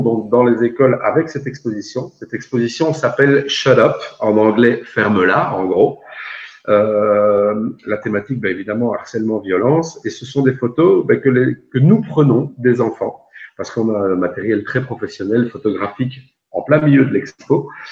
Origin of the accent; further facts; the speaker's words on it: Belgium; chez nous en Belgique